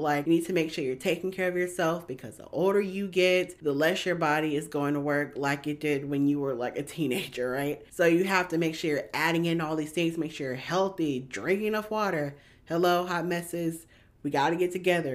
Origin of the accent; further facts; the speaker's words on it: Georgia, United States; I'm from Georgia, born and raised